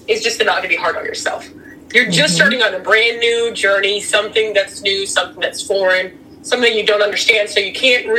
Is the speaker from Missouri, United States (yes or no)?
no; Florida, United States; also born or lived in Massachusetts; I'm a true Floridian here. well, I was born in Massachusetts, but I'm a Floridian